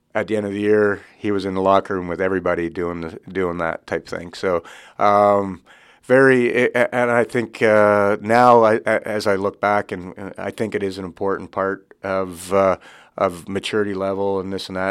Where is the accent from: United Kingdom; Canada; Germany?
Canada; Regina, Saskatchewan; growing up in Regina, Saskatchewan, uh, I, we farm back home